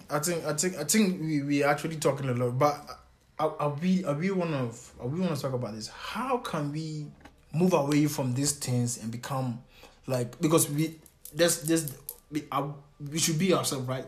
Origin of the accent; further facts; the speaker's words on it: Ghana; I'm a Ghanaian